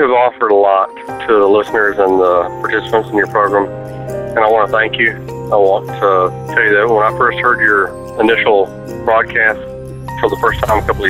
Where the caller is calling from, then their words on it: Central Alabama, United States; I'm calling from Central Alabama.